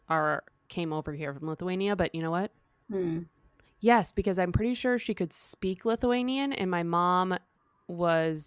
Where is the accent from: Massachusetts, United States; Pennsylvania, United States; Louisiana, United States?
Massachusetts, United States; Boston; I grew up in Boston